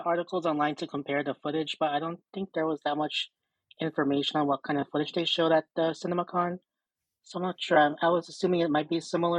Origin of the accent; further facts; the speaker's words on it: California, United States; I'm from California